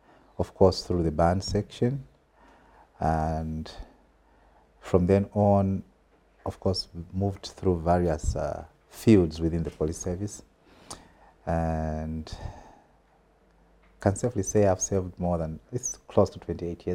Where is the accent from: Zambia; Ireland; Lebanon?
Zambia; Southern Province; also born or lived in Kalabo, Western Province / Serenje / Mongu, Western Province; It is there where I studied my grade one, Charles Wanga Primary School to be specific. So grade one to five, I was in Southern Province.